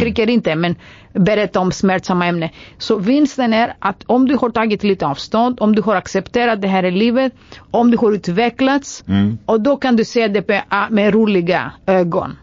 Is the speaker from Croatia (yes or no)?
no; Greece; Swedish is a second language; moved away as an adult; now in Sweden; som grek